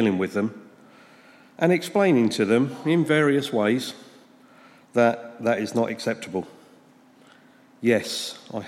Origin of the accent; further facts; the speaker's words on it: St Albans, East of England, United Kingdom; I was born and raised here in St Albans into a wonderful, loving family.